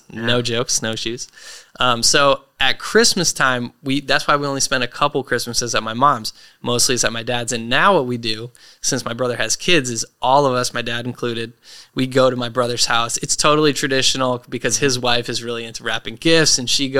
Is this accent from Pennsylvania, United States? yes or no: no; Portland, Maine, United States; So we grew up in Maine. I feel pretty grounded by the fact that I grew up there, you know, split time between my dad's house and the big city in Portland.